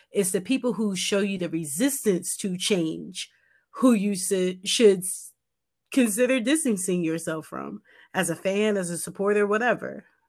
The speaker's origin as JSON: {"language": "English", "country": "United States", "said": "we're American"}